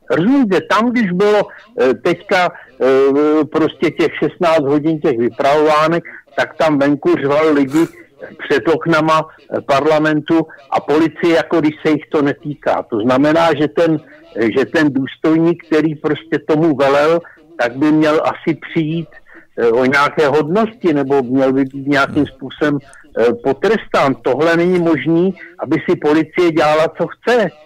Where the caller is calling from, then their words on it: Prague, Czechia; Eh, dobrý večer, já jsem z Prahy a já bych řekl dvě věci